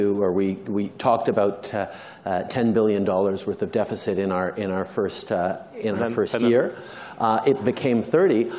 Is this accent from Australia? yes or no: no; Canada; I think I can speak for all Canadians in the room